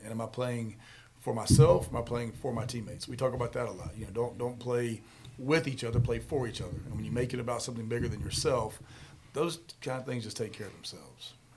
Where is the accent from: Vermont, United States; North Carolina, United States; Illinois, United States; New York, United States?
North Carolina, United States; Charlotte; born and raised in Charlotte.